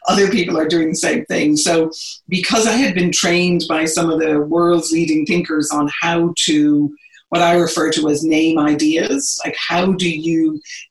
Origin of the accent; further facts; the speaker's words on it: Ireland; moved away as an adult; now in United States; I am originally from Ireland. I've been in the US now for about 30 years.